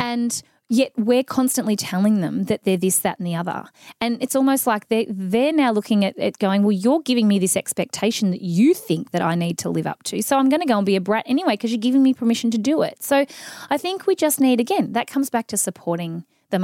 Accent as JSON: {"language": "English", "town": "Mildura", "region": "Victoria", "country": "Australia", "tie": "born or raised there", "said": "I grew up in Mildura in the country"}